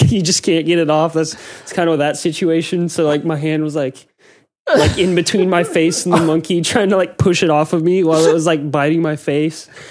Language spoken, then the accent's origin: English; United States; moved away; I'm American